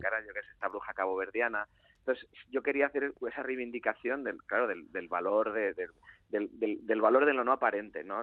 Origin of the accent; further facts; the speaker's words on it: Galicia, Spain; la de mi tierra, ¿no? que es la gallega